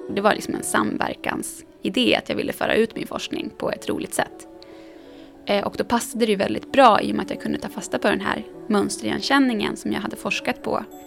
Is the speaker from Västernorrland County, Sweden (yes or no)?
yes; Sundsvall, Västernorrland County, Sweden; now in Stockholm, Sweden; min lilla småstad som jag växte upp i Sundsvall